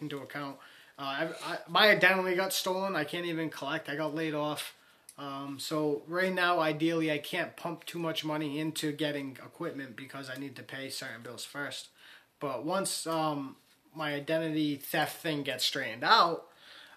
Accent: Warwick, Rhode Island, United States; I'm from Rhode Island. So I'm not from Michigan. I'm not from Chicago. Rhode Island. Warwick, Rhode

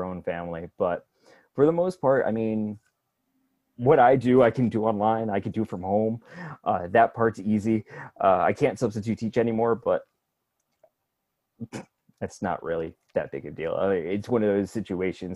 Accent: Connecticut, United States; now in Florida, United States; I am originally from Connecticut, back up north

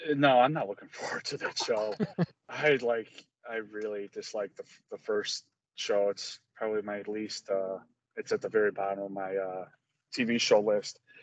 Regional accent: Chicago, Illinois, United States; I'm a Chicagoan

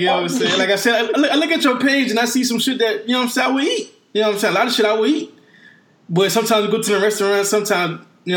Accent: the South, United States; We're from the South. Everybody in here from the South.

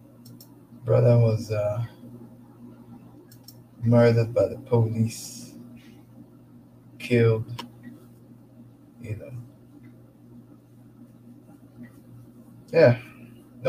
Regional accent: Lagos, Nigeria; now in Calgary, Canada; I was born and brought up in Lagos, Nigeria

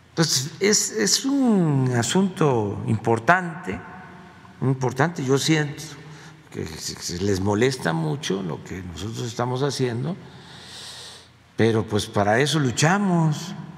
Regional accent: Mexico; nuestra identidad como mexicanos

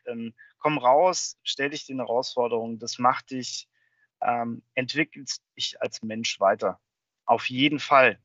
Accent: Germany; moved away as an adult; now in United States; als Deutsche

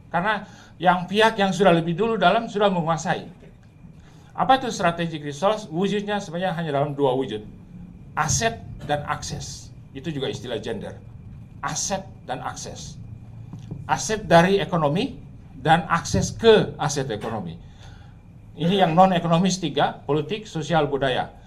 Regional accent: Ternate, North Maluku, Indonesia; Di kota saya di Ternate sana di ujung sana itu kalau saudara pergi ke Universitas Hairun, itu muslim sampai 98 persen.

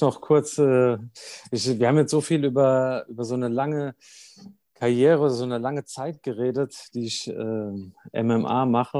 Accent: Germany; moved away; im Odenwald war, in meiner Heimat

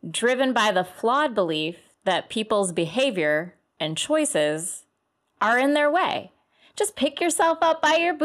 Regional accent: Cleveland, Ohio, United States; I grew up in Cleveland

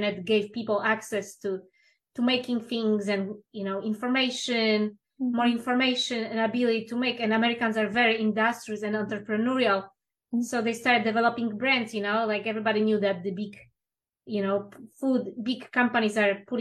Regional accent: Poland; now in United States; I'm originally from Poland

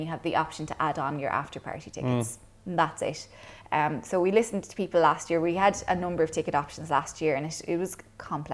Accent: Kilcash, Munster, Ireland; So I grew up in Clonmel, well, technically Kilcash out in Sleaford

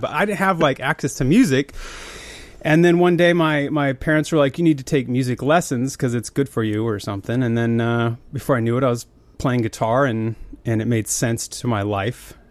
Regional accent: Billings, Montana, United States; I grew up in Montana in a, like an oil refinery kinda town called Billings

